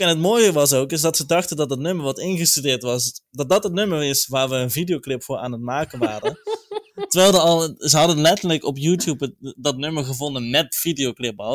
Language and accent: Dutch; 's-Hertogenbosch, North Brabant, Netherlands; Ik kom zelf uit Zertogenbos